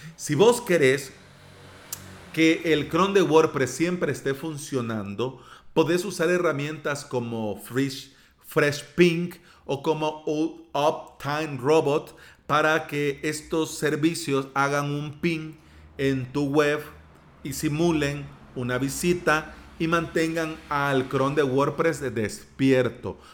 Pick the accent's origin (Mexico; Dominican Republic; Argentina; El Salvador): El Salvador; mismo país, de la tierra de las pupusas y del atol